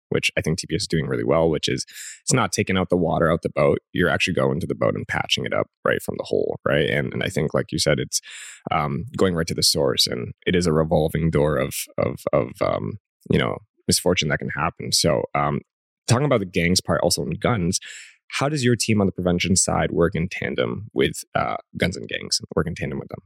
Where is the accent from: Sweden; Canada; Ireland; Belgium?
Canada; as a Canadian